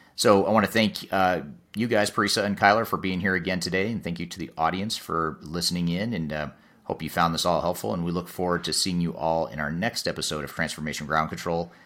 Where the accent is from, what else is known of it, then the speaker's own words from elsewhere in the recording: United States; as an American